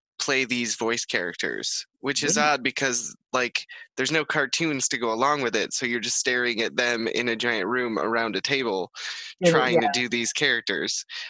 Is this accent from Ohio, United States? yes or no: no; Detroit, Michigan, United States; I'm from Detroit